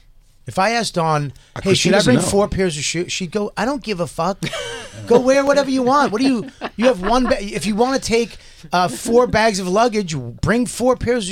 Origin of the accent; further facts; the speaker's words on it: Boston, Massachusetts, United States; I'm from Boston. I put Havarti. R's where they're none.